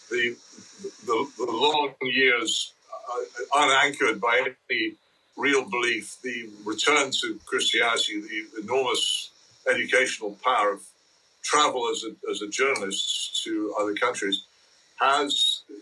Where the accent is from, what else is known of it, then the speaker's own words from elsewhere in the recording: England, United Kingdom; And I, I grew up in England so wholly different from the one that anybody now experiences that it's hard even to begin to explain